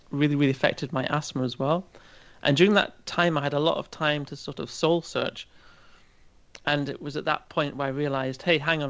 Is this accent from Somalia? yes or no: no; Aberdeenshire, Scotland, United Kingdom; moved away as an adult; also born or lived in Chester, England / Liverpool; now in Germany; grew up in a very rural part of an area of Scotland called Aberdeenshire.